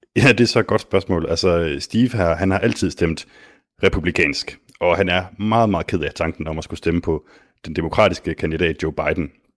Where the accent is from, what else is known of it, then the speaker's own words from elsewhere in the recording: Denmark; som dansker